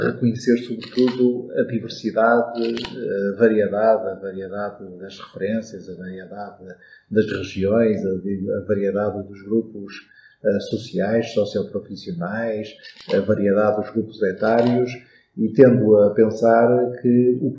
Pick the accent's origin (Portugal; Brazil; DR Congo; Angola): Portugal; first language Portuguese; Podemos ir à praia e pensar que somos portugueses e na língua portuguesa que é a nossa língua